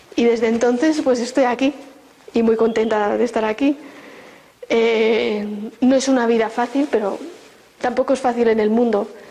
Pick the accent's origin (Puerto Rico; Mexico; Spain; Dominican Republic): Spain; Barcelona, Catalonia; moved away as an adult; now in Burgos, Spain; Yo vivía en Barcelona, soy de Barcelona